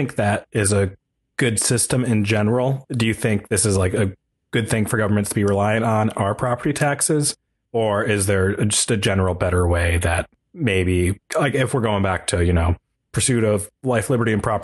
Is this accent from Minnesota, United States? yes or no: no; Michigan, United States; We're both from Michigan